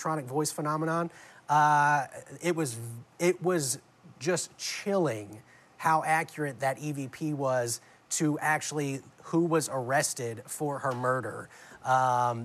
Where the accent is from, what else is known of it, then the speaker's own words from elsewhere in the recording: New Orleans, Louisiana, United States; I grew up in New Orleans